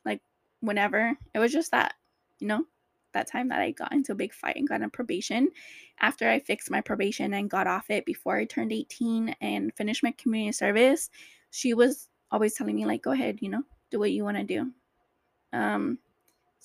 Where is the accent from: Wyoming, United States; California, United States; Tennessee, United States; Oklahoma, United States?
California, United States; Orange County; also born or lived in LA County; I grew up in Orange County with my foster mom